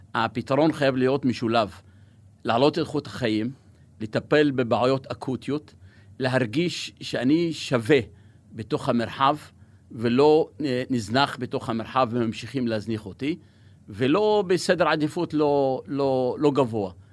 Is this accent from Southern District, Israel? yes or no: yes; Negev, Southern District, Israel; Hebrew is a second language; also born or lived in Kuseife / northern Israel; כבדואי שגדל במדבר באוהל, אנחנו פוטנציאל עצום בנגב